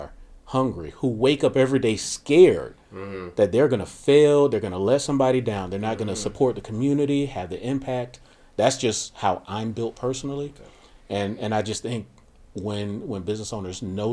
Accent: Miami, Florida, United States; born and raised in Miami, Florida during the cocaine 80s

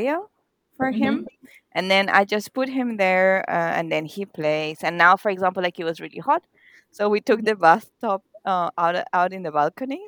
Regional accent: Venezuela; also born or lived in Germany; now in Mannheim, Germany; I'm from Venezuela

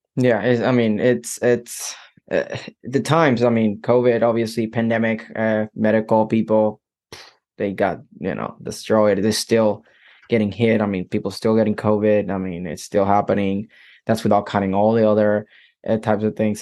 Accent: Puerto Rico; I'm from Puerto Rico

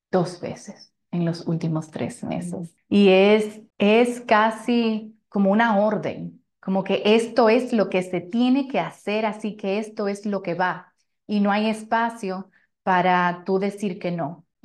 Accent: Italy; Como saben, soy italiana

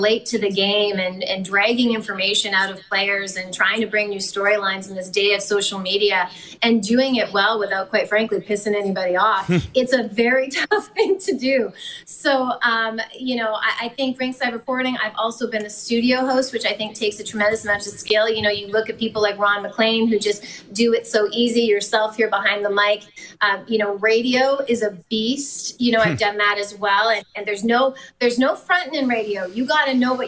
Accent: Manitoba, Canada; growing up in Manitoba

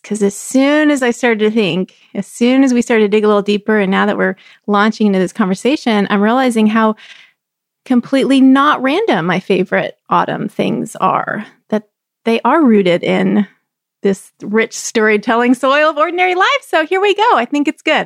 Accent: Texas, United States; moved away; I grew up in Texas where we would joke and say that fall was not a season

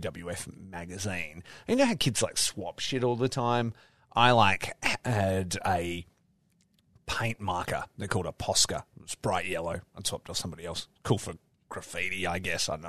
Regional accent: Australia; I'm Australian

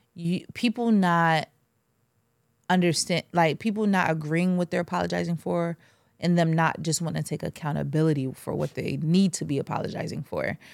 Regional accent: Jamaica; I'm Jamaican.

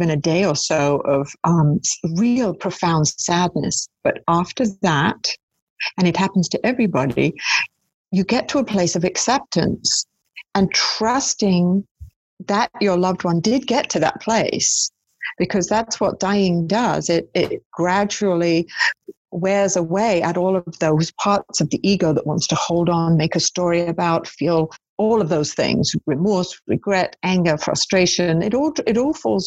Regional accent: United Kingdom; I'm British

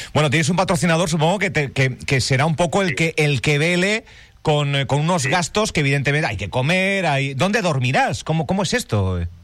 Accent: Galicia, Spain; moved away as an adult; now in Fuerteventura, Spain; Yo soy gallego

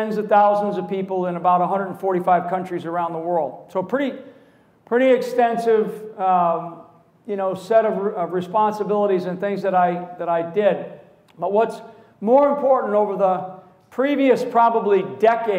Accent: Rhode Island, United States; moved away as an adult; I'm from an Irish Catholic family, again from the state of Rhode Island

